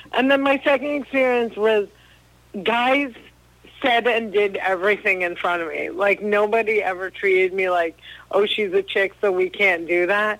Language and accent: English; New Jersey, United States; I'm from New Jersey